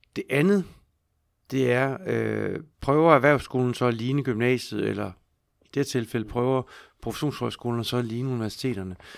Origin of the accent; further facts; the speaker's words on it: Skive, Central Denmark Region, Denmark; jeg voksede op i, i Skive